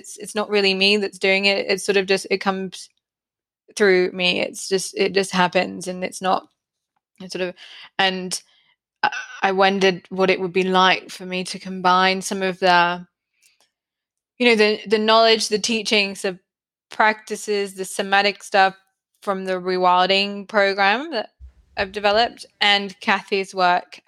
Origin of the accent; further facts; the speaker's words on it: United Kingdom; now in Brisbane, Australia; I'm not from Australia originally. I'm from the UK